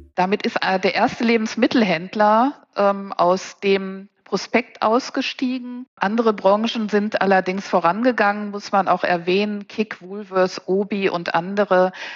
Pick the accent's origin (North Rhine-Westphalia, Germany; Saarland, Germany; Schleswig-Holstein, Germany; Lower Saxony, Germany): North Rhine-Westphalia, Germany; Paderborn; moved away as an adult; now in Cologne, Germany; ich bin Ostwestfälin mit Leib und Seele. Paderborn ist also meine Heimat